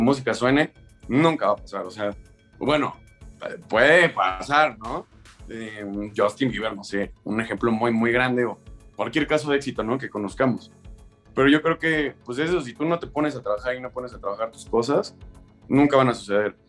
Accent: Mexico; yo como mexicano

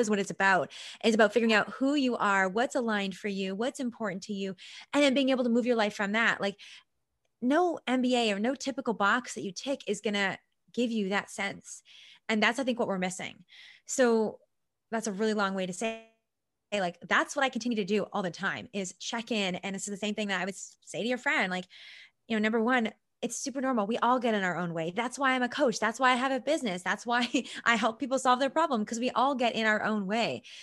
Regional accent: Vancouver Island, British Columbia, Canada; I'm from Vancouver Island, I'm from a small town

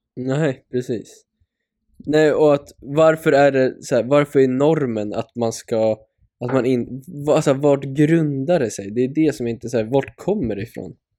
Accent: Sweden; som svensk

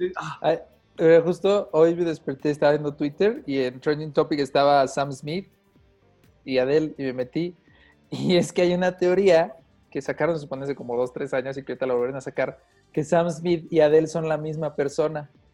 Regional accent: Mexico; Soy actor mexicano

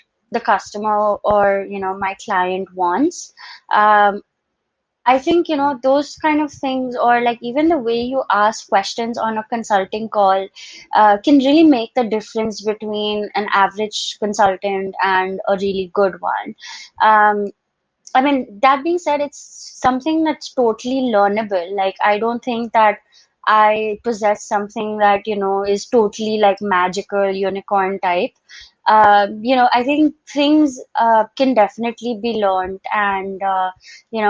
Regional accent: Dubai, United Arab Emirates; moved away as an adult; also born or lived in Boston, United States; now in India; I was born and brought up in Dubai

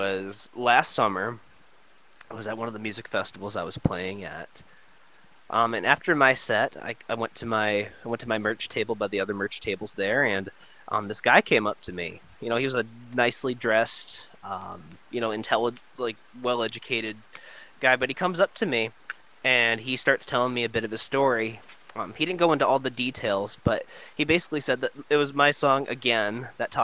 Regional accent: Michigan, United States; I'm from Michigan too.

